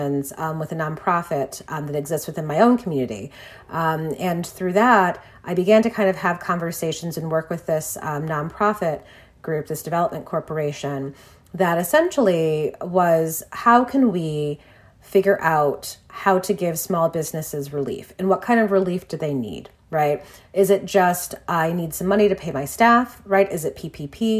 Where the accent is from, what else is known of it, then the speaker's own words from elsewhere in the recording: Detroit, Michigan, United States; Detroit, my hometown